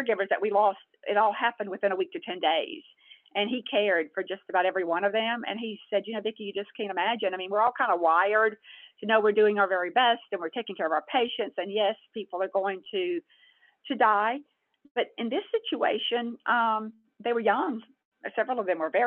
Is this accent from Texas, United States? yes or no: yes; Texas, United States; I was born in Texas and I live in Texas